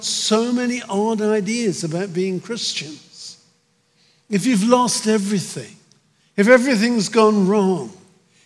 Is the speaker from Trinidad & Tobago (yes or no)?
no; United Kingdom; moved away as an adult; now in United States; my home country, my old country, I'm an American and proud of it, but my old country, Britain